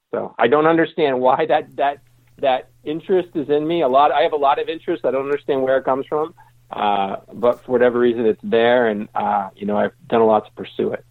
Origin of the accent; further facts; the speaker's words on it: Connecticut, United States; I grew up in Connecticut, um, and I lived in suburbia.